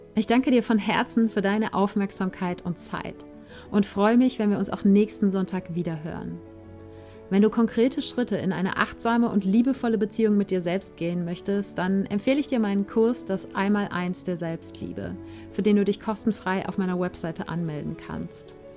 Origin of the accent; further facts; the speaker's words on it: Germany; ich bin als Weiße in Deutschland geboren und aufgewachsen